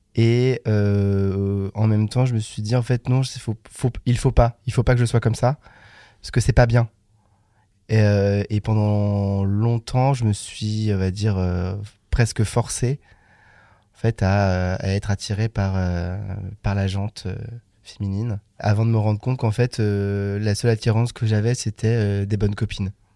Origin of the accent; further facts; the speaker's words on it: Le Creusot, Bourgogne-Franche-Comté, France; j'ai grandi euh, en pleine Bourgogne, plus précisément en Saône-et-Loire, donc dans une petite ville de 20 000 habitants, donc le Creusot